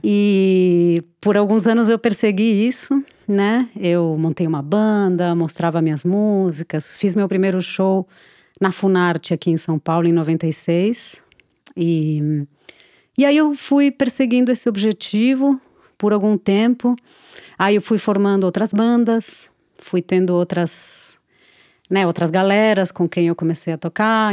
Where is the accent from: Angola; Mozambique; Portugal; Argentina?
Argentina; Buenos Aires; Portuguese is a second language; moved away as an adult; now in Brazil; eu nasci na Argentina, é, em Buenos Aires é, e me criei lá até os 20 anos